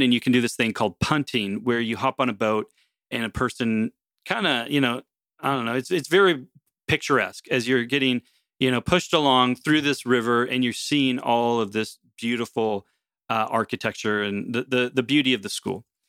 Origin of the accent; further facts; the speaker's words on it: United States; now in Canada; originally as an American, having come to Canada